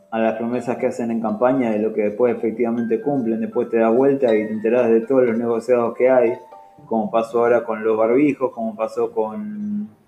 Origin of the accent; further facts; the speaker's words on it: Argentina; siento que como argentino